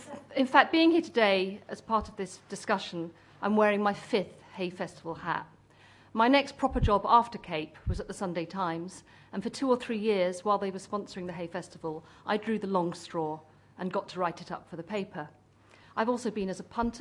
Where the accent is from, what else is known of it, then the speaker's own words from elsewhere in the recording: Cornwall, South West England, United Kingdom; I grew up in Cornwall